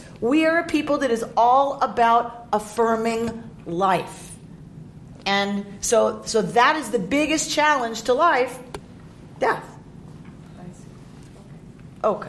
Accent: Atlanta, Georgia, United States; now in Los Angeles, United States; Where I grew up in Atlanta, all the stuff that used to be wooded and green are now strip malls and asphalt.

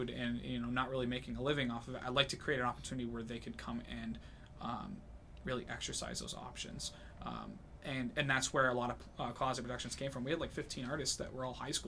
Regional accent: New Hampshire, United States; I'm born and raised in New Hampshire

